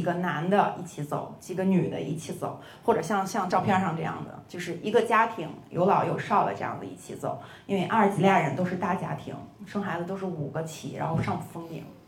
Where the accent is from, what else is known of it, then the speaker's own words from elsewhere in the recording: China; 我说中国人觉得天下都是一样的，所以我们没必要去占领别人的领土